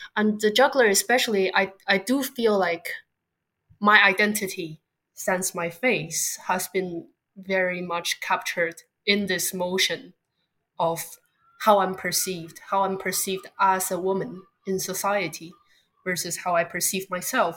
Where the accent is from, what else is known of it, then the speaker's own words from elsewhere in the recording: Beijing, China; moved away as an adult; also born or lived in Southern California, United States / East Coast, United States; now in London, United Kingdom; I grew up in Beijing, China, before moving to America for undergraduate school in Southern California